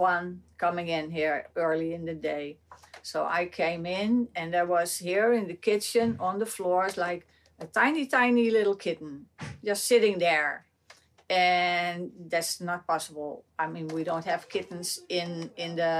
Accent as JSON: {"language": "English", "town": "Amsterdam", "region": "North Holland", "country": "Netherlands", "tie": "born or raised there", "said": "born and raised in Amsterdam"}